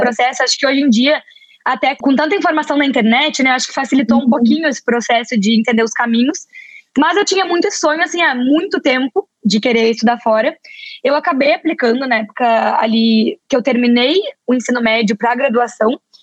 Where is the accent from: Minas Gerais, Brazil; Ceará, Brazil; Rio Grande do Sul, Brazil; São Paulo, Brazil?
Rio Grande do Sul, Brazil; Porto Alegre; moved away; eu sou do sul do Brasil, sou de Porto Alegre